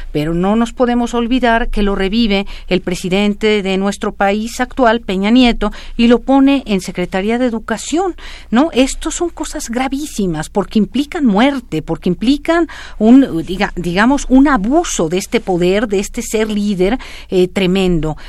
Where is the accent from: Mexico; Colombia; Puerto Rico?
Mexico; yo soy mexicana